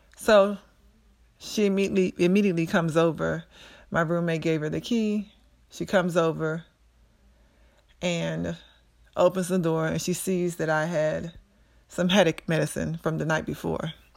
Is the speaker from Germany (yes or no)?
no; Prince George's County, Maryland, United States; also born or lived in Pittsburgh; I grew up in Prince George's County, Maryland, where I attended Central High School